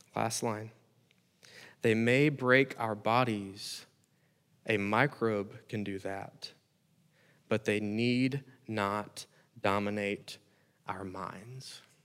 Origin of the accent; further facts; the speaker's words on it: United States; As American Christians